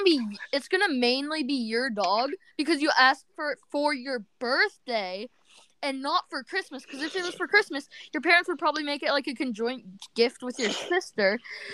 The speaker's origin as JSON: {"language": "English", "country": "Australia", "said": "I'm Australian, but..."}